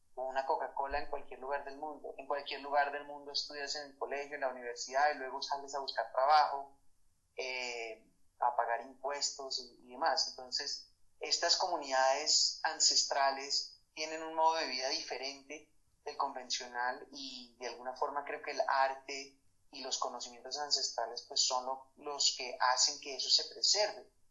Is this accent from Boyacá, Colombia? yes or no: no; Bogotá, Colombia; moved away as an adult; also born or lived in Madrid / Paris / Barcelona; soy bogotano.